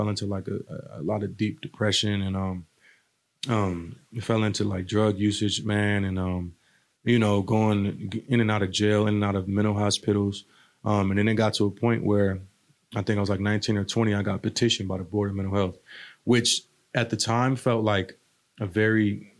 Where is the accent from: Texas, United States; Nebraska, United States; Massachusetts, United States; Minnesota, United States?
Nebraska, United States; Omaha; also born or lived in Newport, United States / Maryland, United States / Pennsylvania, United States / Virginia, United States; I was born in Newport, Rhode Island. We moved around a lot. Had a lot of family here. So after being in like Maryland, after Rhode Island for a little while, Pennsylvania and Virginia, I believe, a couple other places, we came to Omaha.